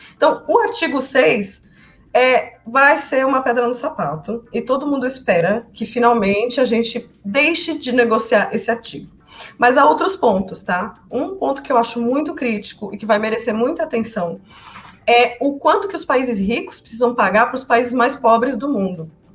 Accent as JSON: {"language": "Portuguese", "country": "Brazil", "said": "como brasileira"}